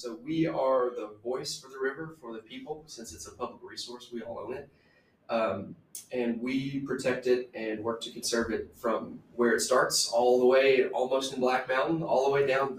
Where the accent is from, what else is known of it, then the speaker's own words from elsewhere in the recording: Burnsville, North Carolina, United States; I grew up, just near the Blue Ridge Parkway